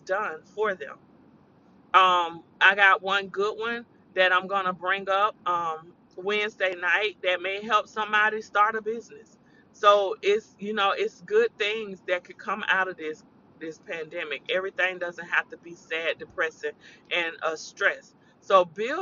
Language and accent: English; the South, United States; accent: country; I'm country. I'm from the South